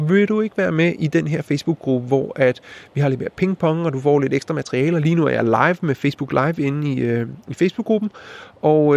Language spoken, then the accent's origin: Danish; Denmark; som dansker